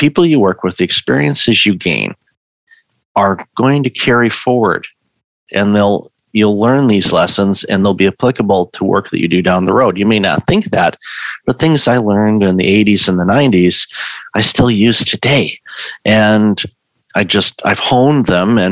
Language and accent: English; Detroit, Michigan, United States; moved away; I'm originally from Detroit.